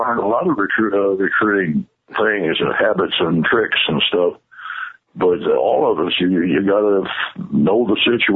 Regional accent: Louisville, Kentucky, United States; also born or lived in Indiana; I lived in Louisville, but I was born in Indiana

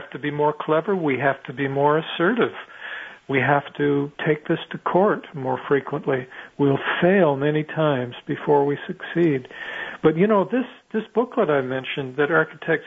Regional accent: Canada; I'm Canadian

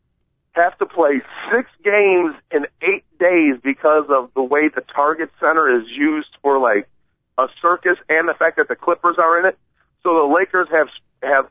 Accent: Chicago, Illinois, United States; I'm from Chicago

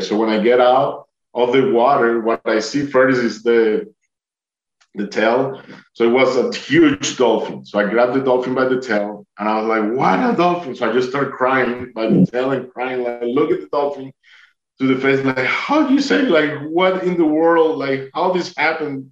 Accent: Duluth, Georgia, United States; I'm from Atlanta, Georgia.

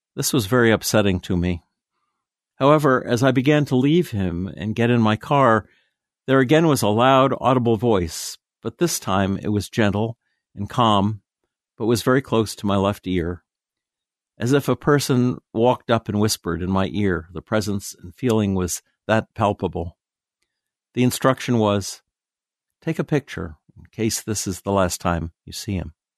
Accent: Tennessee, United States; my hometown in Tennessee

